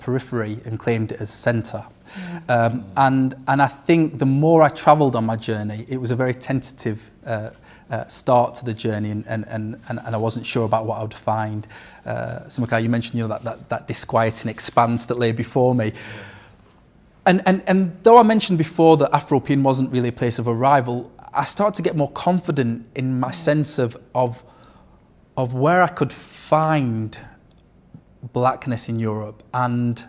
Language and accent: English; Sheffield, Yorkshire and the Humber, United Kingdom; I grew up in Firth Park, a multicultural area on the outskirts of Sheffield